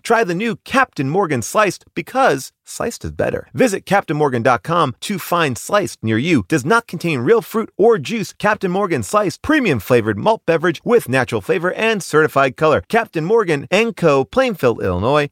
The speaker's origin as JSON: {"language": "English", "country": "Ireland", "said": "as an Irish person"}